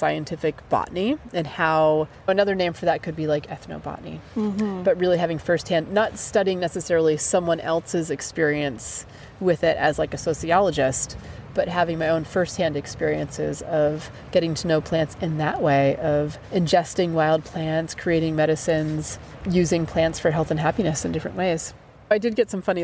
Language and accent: English; New Hampshire, United States; I grew up in New Hampshire